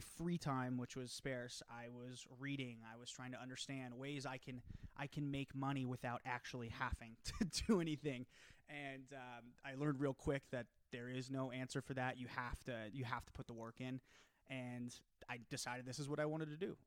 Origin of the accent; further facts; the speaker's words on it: Prescott, Arizona, United States; also born or lived in Point Loma, San Diego, California / Sacramento, California; I grew up in Prescott, went to Point Loma, ended up going to Sacramento